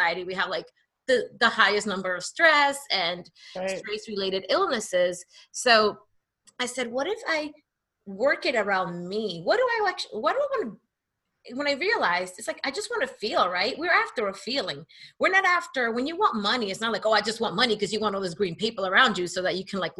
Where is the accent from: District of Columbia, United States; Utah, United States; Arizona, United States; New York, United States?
New York, United States; New York City; also born or lived in New Jersey; I grew up, I'm from Hamilton Heights, that's on 136th Street